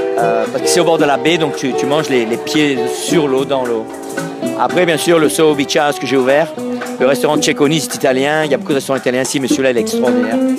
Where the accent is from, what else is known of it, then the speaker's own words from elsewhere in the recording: Marseille, Provence-Alpes-Côte d'Azur, France; moved away as an adult; also born or lived in Corsica / Lausanne / New York / Los Angeles; now in Miami, United States; je suis né à Marseille, de part en Corse, et ça fait 23 ans que je suis aux États-Unis